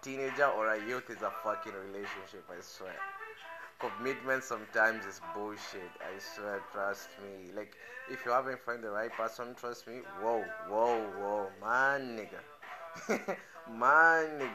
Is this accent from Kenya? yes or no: yes; Kenya; I speak as a Kenyan. I understand how my country people behave